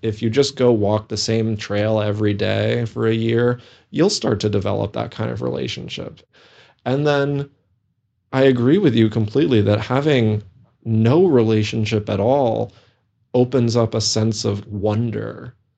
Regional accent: New England, United States; moved away; also born or lived in Minnesota; I grew up in New England, so I also have a deep affinity for the forests and the mountains

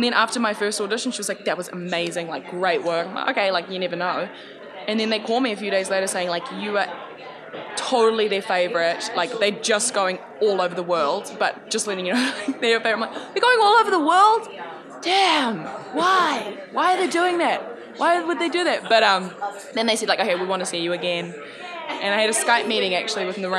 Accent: New Zealand; also born or lived in Samoa; I grew up in New Zealand

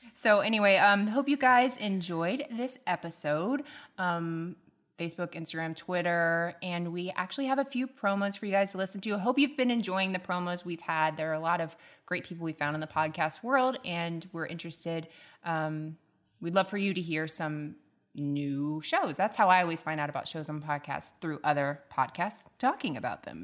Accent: the South, United States; accent: southern; my southern accent's not coming out too much

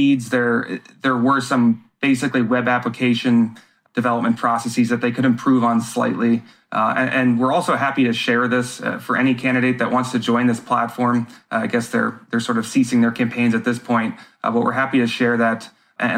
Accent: United States; being an American and a voter

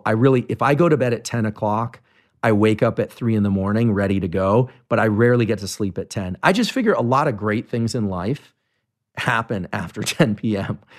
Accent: Bay Area, California, United States; I grew up in the Bay Area

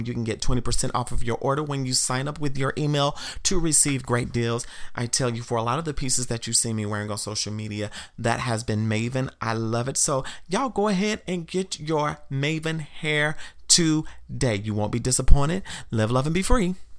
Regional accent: the South, United States; I grew up in the South, and the town that I grew up in, at one point, it was a sundown town.

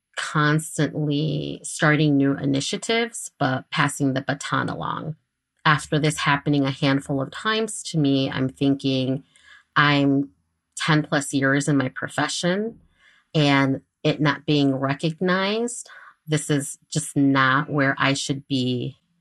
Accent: Chicago, Illinois, United States; I am from Chicago. I am a Chicago native

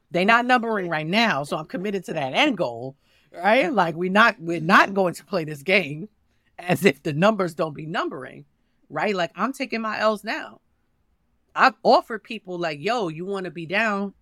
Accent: New York City, New York, United States; I'm from Harlem.

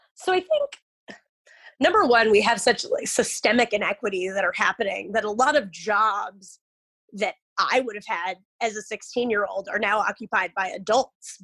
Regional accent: Omaha, Nebraska, United States; my hometown in Omaha, Nebraska

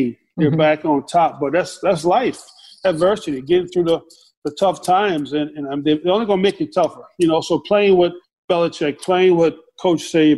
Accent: the South, United States; in my house growing up in the South

